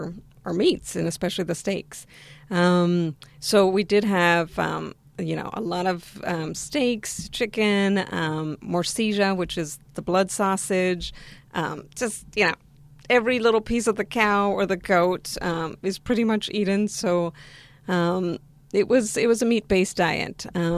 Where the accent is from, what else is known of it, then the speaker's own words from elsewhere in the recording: Argentina; now in United States; Well, so I'm originally from Argentina, and Argentina is known for meat-based diet.